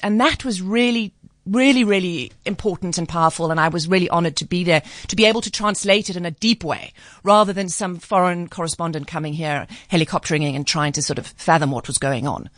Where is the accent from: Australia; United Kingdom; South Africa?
South Africa; also born or lived in United States; I'm a South African